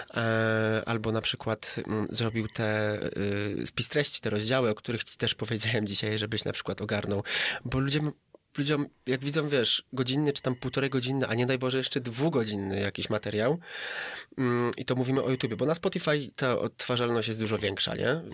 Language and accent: Polish; Katowice, Silesian Voivodeship, Poland; Jestem z Katowic ogólnie i tam kręcę i przyjeżdżam tutaj sobie raz na jakiś czas do Artura sobie nakręcić